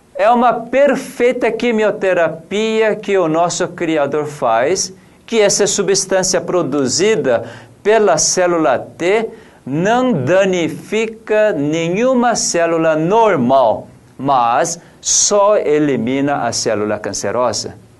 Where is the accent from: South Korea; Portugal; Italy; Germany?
South Korea; Portuguese is a second language; also born or lived in São Paulo, Brazil; now in Brazil; Eu, como coreano